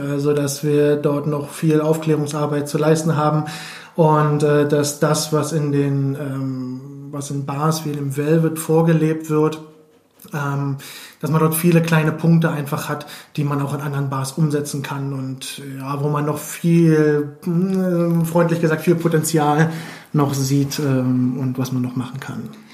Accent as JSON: {"language": "German", "region": "Berlin", "country": "Germany", "tie": "born or raised there", "also_born_or_lived": "Switzerland", "said": "ich bin ansässig in Berlin, äh, bin geboren in Berlin, beziehungsweise kurz vor Berlin"}